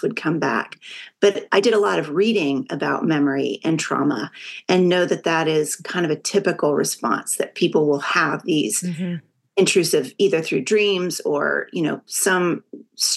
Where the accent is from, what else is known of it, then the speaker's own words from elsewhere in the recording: Texas, United States; I'm from Texas